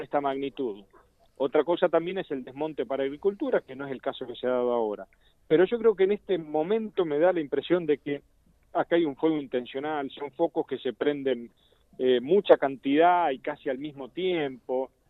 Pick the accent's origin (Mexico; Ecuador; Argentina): Argentina; Santa Fe; como santafesinos y como legislador santafesino